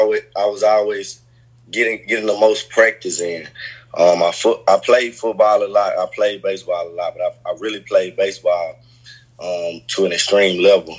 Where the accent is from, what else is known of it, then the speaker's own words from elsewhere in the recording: Hattiesburg, Mississippi, United States; also born or lived in Vicksburg, Mississippi; I grew up in Hattiesburg, Mississippi